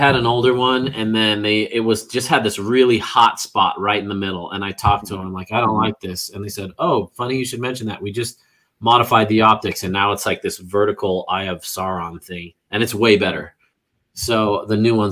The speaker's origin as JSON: {"language": "English", "region": "Northern California", "country": "United States", "tie": "born or raised there", "said": "I grew up mountain biking in Northern California."}